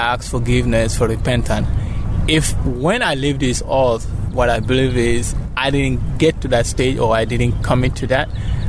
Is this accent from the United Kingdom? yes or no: no; Gambia; Gambia, West Africa.